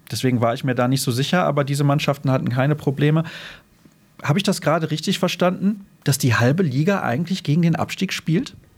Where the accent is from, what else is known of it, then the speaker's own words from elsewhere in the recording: Solingen, North Rhine-Westphalia, Germany; aus meiner Heimatstadt